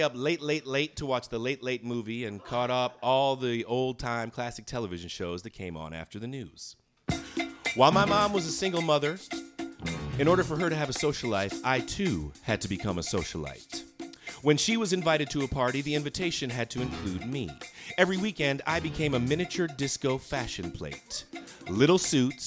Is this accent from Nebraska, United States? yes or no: no; Chicago, Illinois, United States; I'm from Chicago